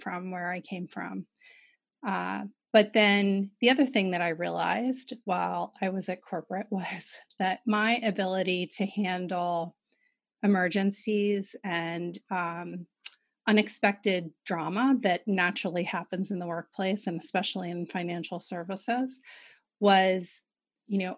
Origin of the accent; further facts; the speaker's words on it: Philadelphia, Pennsylvania, United States; I grew up in West Philadelphia